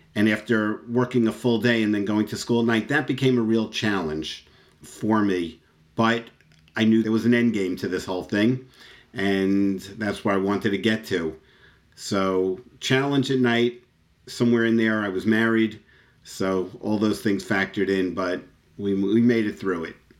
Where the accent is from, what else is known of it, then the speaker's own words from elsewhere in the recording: New York City, New York, United States; moved away as an adult; I was born in Floral Park, Queens, and I literally lived there my entire life up until four years ago